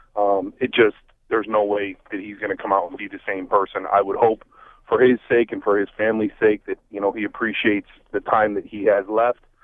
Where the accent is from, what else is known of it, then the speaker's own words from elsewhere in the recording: Buffalo, New York, United States; I'm from Buffalo